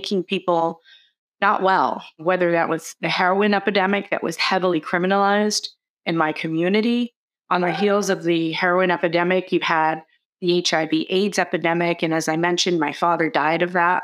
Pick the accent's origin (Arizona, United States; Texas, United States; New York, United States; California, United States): New York, United States; New York City; growing up in the Bronx, while there was so much resiliency and community fabric